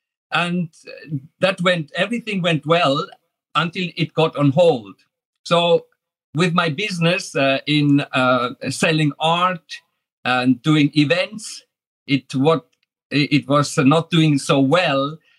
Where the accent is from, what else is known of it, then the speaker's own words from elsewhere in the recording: Switzerland; moved away as an adult; also born or lived in Dubai, United Arab Emirates; now in Bracknell, United Kingdom; from Switzerland, and I was actually in Switzerland teacher and musician. And then when I had a little bit enough from everything in Switzerland, I went to Dubai, set up my own company there, and was 13 years in Dubai.